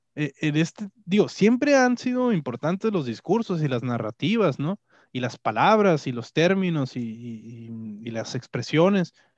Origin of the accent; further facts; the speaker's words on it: Mexico; como mexicanos o como, como, pueblo mexicano